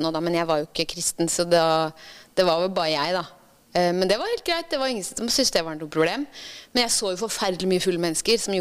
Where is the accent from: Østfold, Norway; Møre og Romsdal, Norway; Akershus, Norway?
Akershus, Norway; Ytre Enebakk; moved away as an adult; Jeg er fra Ytre Enebakk.